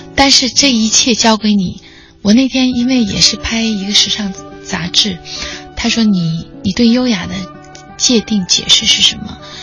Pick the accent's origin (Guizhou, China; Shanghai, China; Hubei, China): Guizhou, China; Bijie; moved away; 我是贵州人，家乡